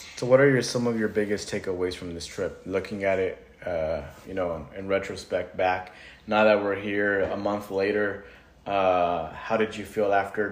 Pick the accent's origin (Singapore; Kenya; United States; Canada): United States; California; I was born in California.